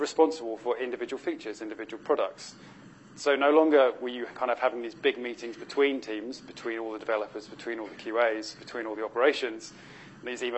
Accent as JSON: {"language": "English", "country": "United Kingdom", "said": "being British"}